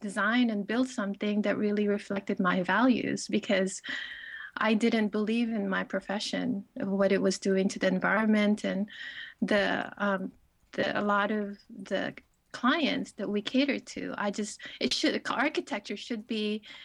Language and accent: English; Philippines; moved away; growing up in the Philippines, where I'm from a family who had really not much resources at all